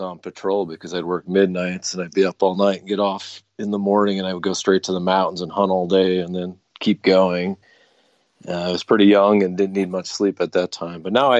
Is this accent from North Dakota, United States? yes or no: yes; North Dakota, United States; I grew up in North Dakota, grew up in a hunting family.